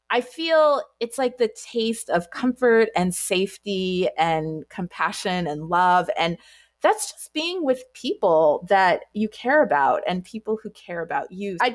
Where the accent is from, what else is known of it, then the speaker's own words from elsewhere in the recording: Anchorage, Alaska, United States; I am the child of Jamaican immigrants and I grew up in Anchorage, Alaska.